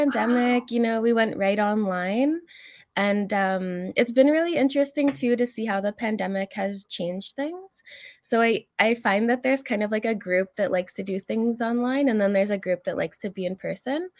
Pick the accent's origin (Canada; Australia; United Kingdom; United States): Canada; Alberta; moved away; also born or lived in Algonquin territory (Ottawa area); I'm originally from Alberta. My family comes from Fishing Lake Métis settlement.